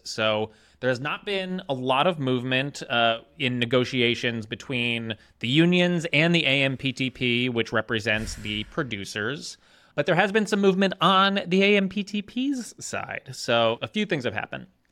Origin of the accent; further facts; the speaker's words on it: Jersey Shore, New Jersey, United States; moved away; I grew up on the Jersey Shore in a shore town.